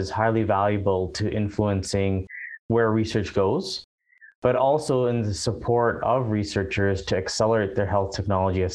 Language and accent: English; Ottawa, Ontario, Canada; also born or lived in overseas / Vancouver; now in Calgary, Canada; originally I'm from Ottawa, and then I lived overseas for quite a number of years before landing in Vancouver. And then from Vancouver, I moved to Calgary